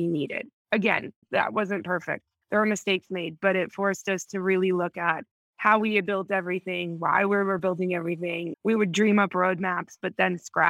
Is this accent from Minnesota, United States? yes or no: yes; Minnesota, United States; moved away as an adult; also born or lived in New York; now in Mexico; I'm from Minnesota, so I'm not completely used to it